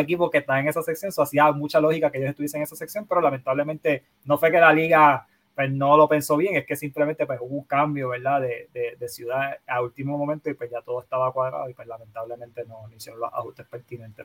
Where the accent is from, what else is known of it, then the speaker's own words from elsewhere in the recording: Bayamón, Puerto Rico; also born or lived in North Carolina / Carolina, Puerto Rico; me crié en en Bayamón. Eh, toda mi vida en Bayamón